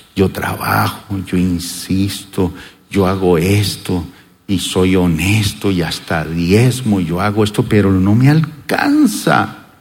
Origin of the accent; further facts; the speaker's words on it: Colombia